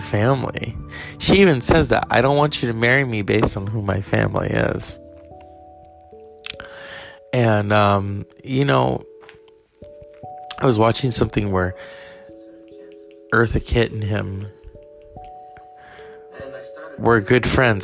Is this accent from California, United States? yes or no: yes; California, United States; I'm from California, so I've seen those counties up close and personal